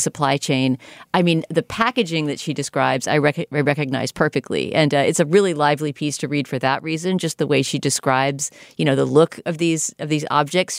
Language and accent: English; United States; as an American viewer